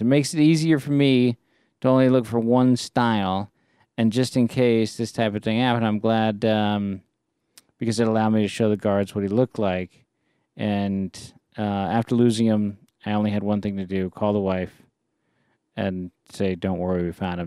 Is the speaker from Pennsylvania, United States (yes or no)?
no; Bay Area, California, United States; we grew up in the Bay Area